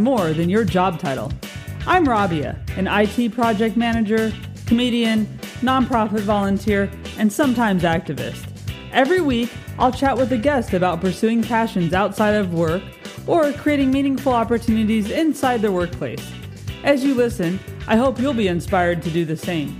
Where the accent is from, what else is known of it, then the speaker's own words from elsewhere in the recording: United States; moved away as an adult; also born or lived in New York; now in London, United Kingdom; as an American being over here during this time